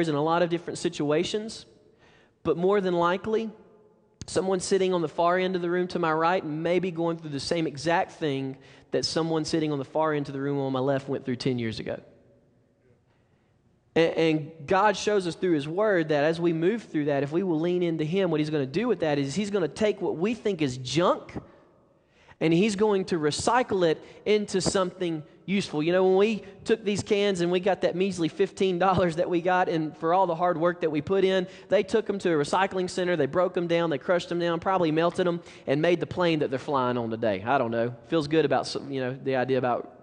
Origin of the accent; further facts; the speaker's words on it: Alabama, United States; moved away; We're from Alabama